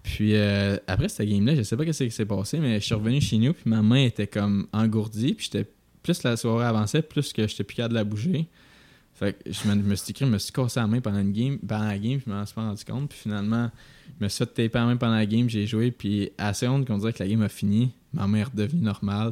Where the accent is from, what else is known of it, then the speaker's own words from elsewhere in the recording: Quebec, Canada; moved away as an adult; also born or lived in Vermont; en tant que Québécois qui arrive dans une université américaine